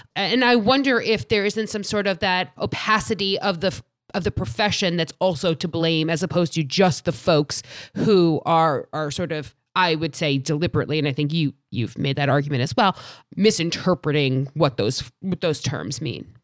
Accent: New York area, United States; I'm from New, the New York area

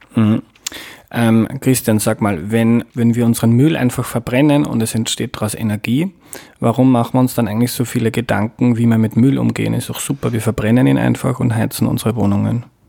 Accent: Mostviertel, Lower Austria, Austria; now in Vienna, Austria; ich bin aufgewachsen in Niederösterreich, im Mostviertel

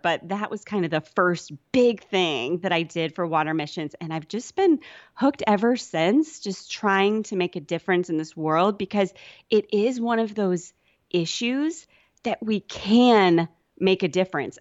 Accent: Sioux City, Iowa, United States; moved away; I grew up in Iowa in, uh, kind of not on a farm or anything

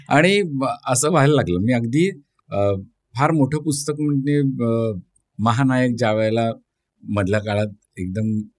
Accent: Chiplun, Maharashtra, India; now in Mumbai, India; मी कोकणातला आहे मी गुहागर चिपळूण चिपळूणला माझा जन्म झाला

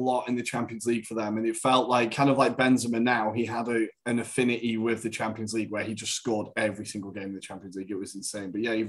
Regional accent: England, United Kingdom; also born or lived in Madrid; I'm English

